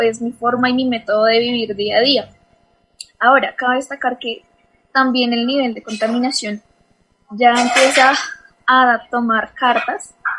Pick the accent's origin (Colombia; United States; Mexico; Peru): Colombia; nosotros como colombianos